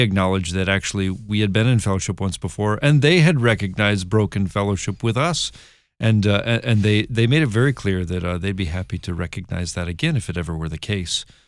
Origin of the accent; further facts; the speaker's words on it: Michigan, United States; I'm from Michigan